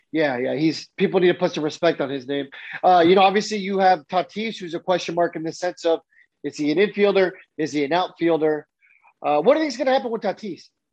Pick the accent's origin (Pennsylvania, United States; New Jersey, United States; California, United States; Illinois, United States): California, United States; San Diego; I grew up in San Diego. I lived there for 20 years.